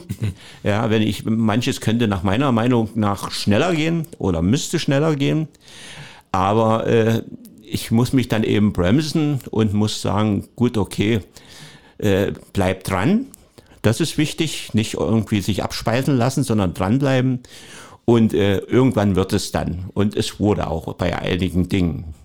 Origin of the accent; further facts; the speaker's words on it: Leutersdorf, Saxony, Germany; accent: rolling R; moved away as an adult; also born or lived in Dresden; now in Cottbus, Germany; ich bin kein gebürtiger Cottbusser, das stimmt. Ich komme aus der Oberlausitz und Neugerstau.